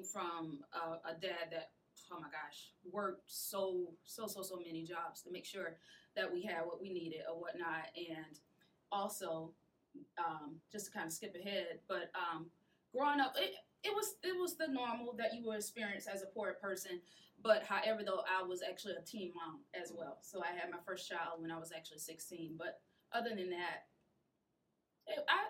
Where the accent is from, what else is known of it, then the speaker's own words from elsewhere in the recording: Sumter, South Carolina, United States; I'm actually from, don't laugh, Southside, part of Sumter